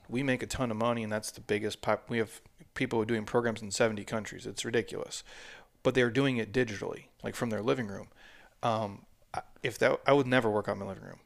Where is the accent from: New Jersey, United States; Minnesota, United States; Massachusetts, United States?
Minnesota, United States; moved away; I grew up in Minnesota